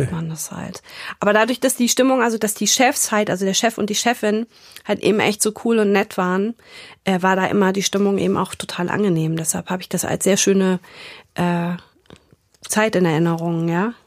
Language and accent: German; Frankfurt, Hesse, Germany; moved away as an adult; also born or lived in Istanbul, Turkey; now in Hamburg, Germany; ich bin in Frankfurt aufgewachsen oder in der Nähe von Frankfurt